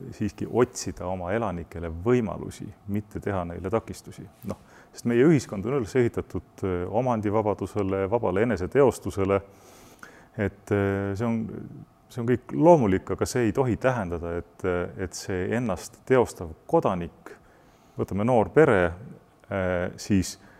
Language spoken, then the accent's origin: Estonian; Estonia; me identifitseerime ennast eestlastena, me peame oma kultuuri ja keelt eh, kalliks